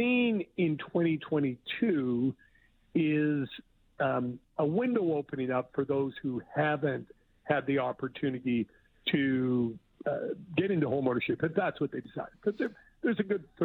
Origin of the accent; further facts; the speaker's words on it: Alberta, Canada; I grew up in Alberta